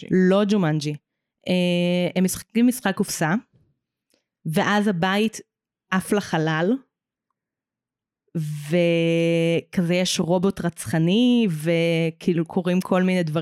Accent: Hadera, Haifa District, Israel; also born or lived in Emek Hefer; לא, גדלתי בחדרה.

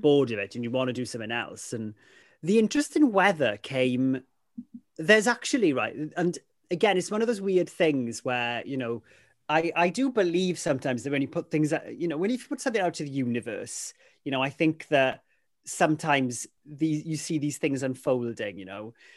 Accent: Ammanford, Wales, United Kingdom; first language Welsh; English is a second language; growing up in Amanford

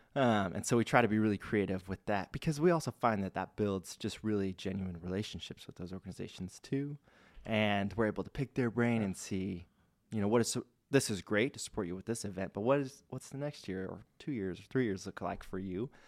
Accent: Spokane, Washington, United States; also born or lived in Ellensburg, Washington; I grew up in Spokane.

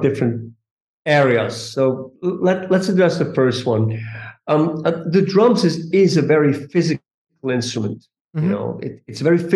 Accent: Switzerland; moved away; also born or lived in New York; I'm originally from Switzerland.

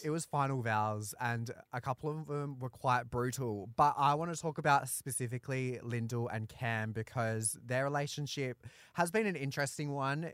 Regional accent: Australia; I'm a Aussie battler

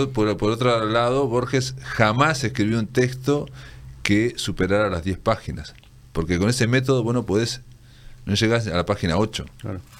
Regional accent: Fray Bentos, Río Negro, Uruguay; yo que soy de Fray Ventos

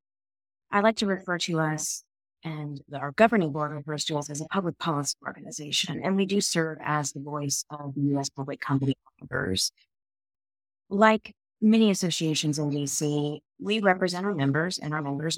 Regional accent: Ohio, United States; I grew up on a dairy and grain farm in a small town in Ohio.

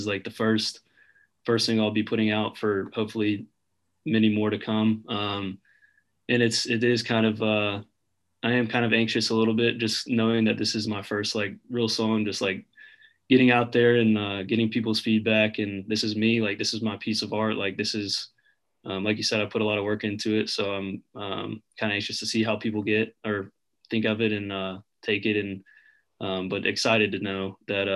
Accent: Birmingham, Alabama, United States; moved away as an adult; also born or lived in Auburn, Alabama; now in Nashville, United States; I was back home in Birmingham for the summer for 3 months or so, and then I moved up here in September

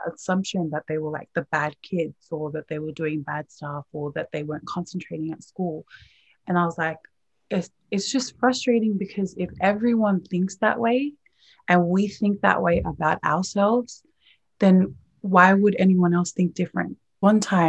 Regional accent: Australia; growing up in Australia

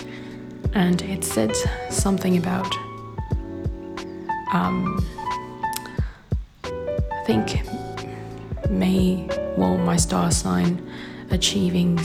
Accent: Perth, Western Australia, Australia; So I'm from Western Australia, from Perth, and I moved down south, 2.5 hours away.

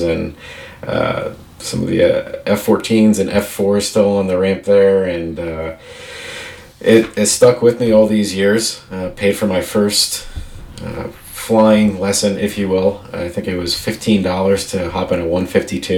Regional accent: Northwest New Jersey, United States; moved away; I originally am a Jersey boy, so I grew up in Jersey

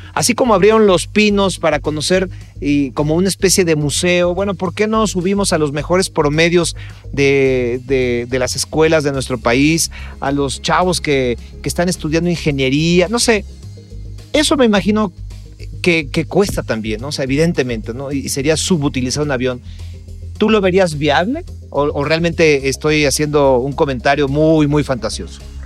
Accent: Mexico; como mexicano

